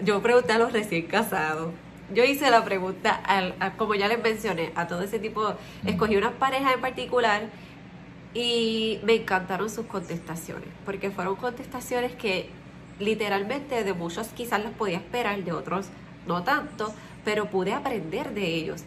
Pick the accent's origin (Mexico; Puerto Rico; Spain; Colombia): Puerto Rico; Nosotros somos de Puerto Rico